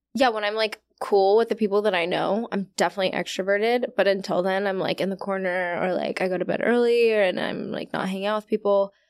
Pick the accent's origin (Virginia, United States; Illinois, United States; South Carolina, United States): Virginia, United States; I'm from Virginia